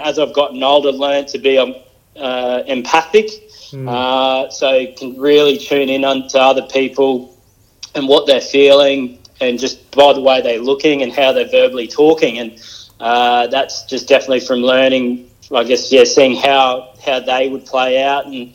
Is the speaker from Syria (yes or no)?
no; Mackay, Queensland, Australia; I was born in Mackay in Queensland